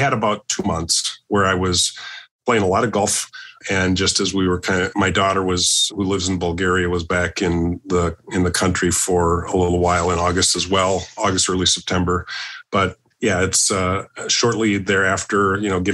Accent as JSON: {"language": "English", "town": "Austin", "region": "Minnesota", "country": "United States", "tie": "born or raised there", "said": "We're both from the Austin High School class of 1981"}